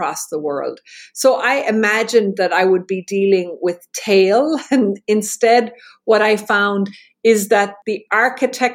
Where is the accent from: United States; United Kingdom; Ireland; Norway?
Ireland; I'm Irish